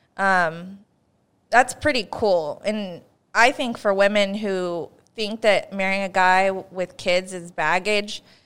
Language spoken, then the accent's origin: English; Northern California, United States; we're both from Northern California